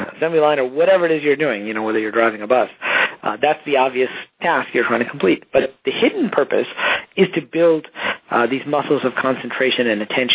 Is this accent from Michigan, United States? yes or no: yes; Detroit, Michigan, United States; I grew up in Detroit, middle class